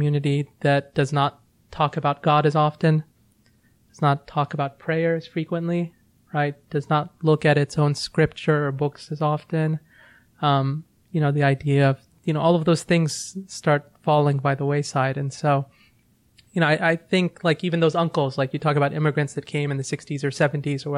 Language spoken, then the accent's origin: English; Virginia, United States; I grew up in Virginia